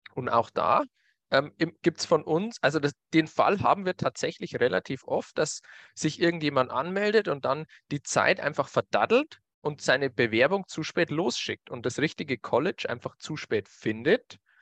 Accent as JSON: {"language": "German", "region": "Bavaria", "country": "Germany", "said": "bei uns in Bayern"}